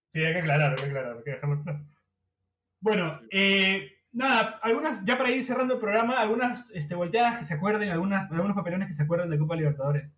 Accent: Peru; creo que en Perú no tiene tanta importancia

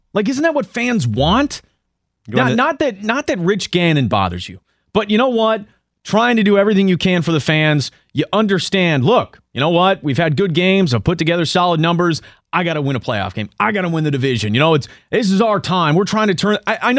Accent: San Francisco, California, United States; I'm from San Francisco, one of the wealthiest areas in the country.

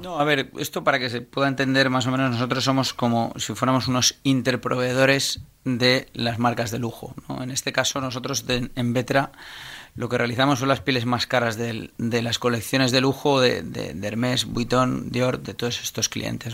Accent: Valencia, Valencian Community, Spain; now in Rocafort, Spain; yo soy un empresario valenciano que nació el 8 del 8 del 75.

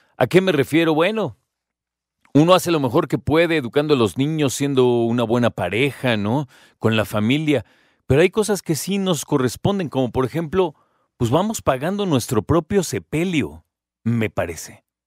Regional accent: Mexico

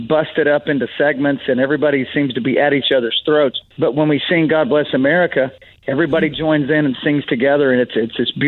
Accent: Amarillo, Texas, United States; I grew up in Texas, Amarillo, Texas

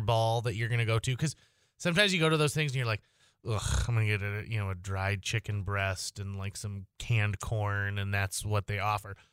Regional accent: Fargo, North Dakota, United States; I'm from Fargo, North Dako-, uh, North Dakota

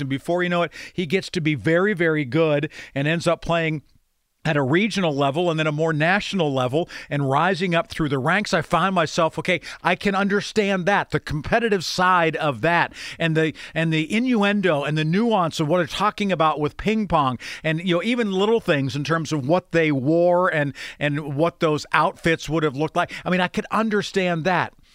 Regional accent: Grove City, United States; I can't pretend to say that I grew up in a city that there was a heavy Jewish influence. There certainly was not. growing up in Grove City

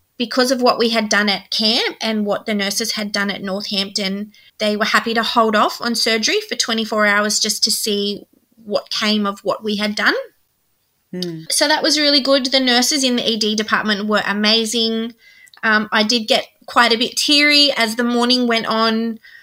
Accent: New South Wales, Australia; we're from New South Wales.

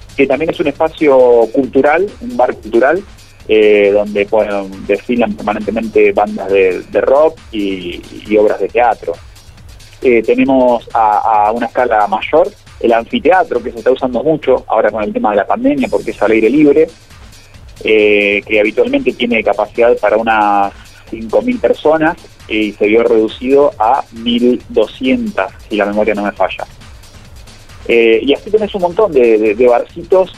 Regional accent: Córdoba, Argentina; soy cordobés de …

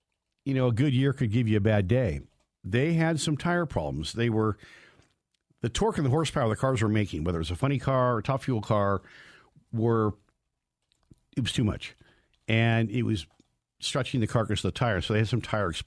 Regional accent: United States; now in Colorado, United States; where I grew up in Lake Tahoe in the Sierra Cement

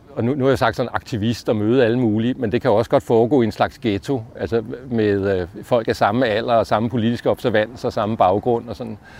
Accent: Allerød, Capital Region of Denmark, Denmark; moved away as an adult; also born or lived in Copenhagen; Jeg voksede op i provinsen i Allerød

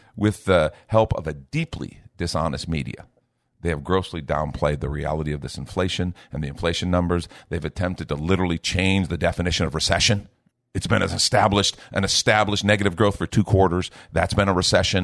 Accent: United States; I'm talking right now as an American who has a responsibility to try to help shape the culture of the United States of America

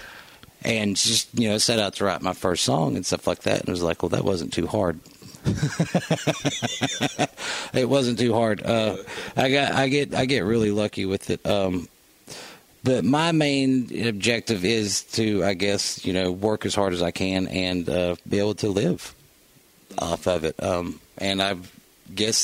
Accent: Elizabethton, Tennessee, United States; also born or lived in Johnson City, Tennessee / Nashville, Tennessee; now in Bristol, Virginia, United States; growing up where I did in East Tennessee, Elizabethton, Tennessee

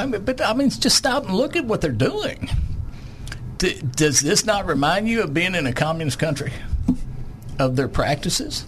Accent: Lonoke County, Arkansas, United States; I was raised down in Lonoke County in the sixties and seventies on a farm

